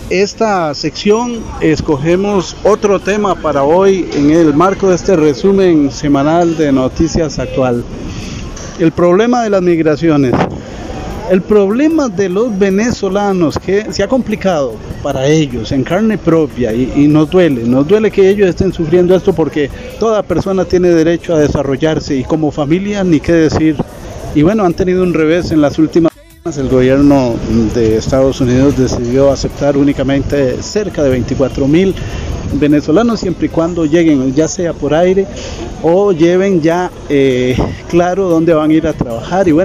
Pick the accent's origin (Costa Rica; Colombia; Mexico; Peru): Costa Rica; elementos que son parte del alma del tico y nosotros somos tico